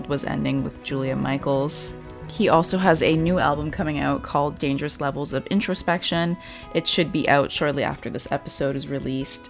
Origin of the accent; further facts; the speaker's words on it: Vancouver, British Columbia, Canada; I'm from Vancouver, Canada